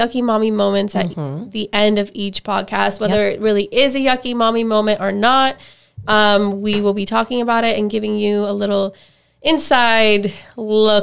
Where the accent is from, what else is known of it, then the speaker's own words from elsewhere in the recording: Michigan, United States; also born or lived in Tampa Bay, Florida; now in Tampa, United States; I'm from Michigan